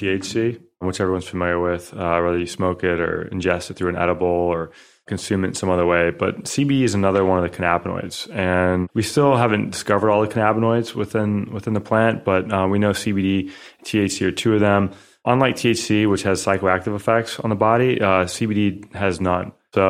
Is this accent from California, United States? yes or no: no; Northern Indiana, United States; So I'm from the Midwest, grew up in Northern Indiana, and really a family of entrepreneurs.